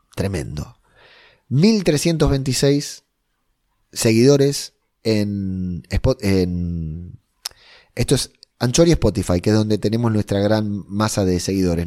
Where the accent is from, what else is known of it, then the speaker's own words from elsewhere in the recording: Spain; mi tierra querida